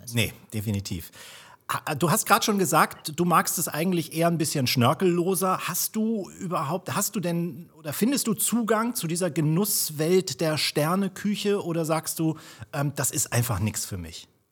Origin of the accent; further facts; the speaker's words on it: Kiel, Schleswig-Holstein, Germany; Ich bin Kieler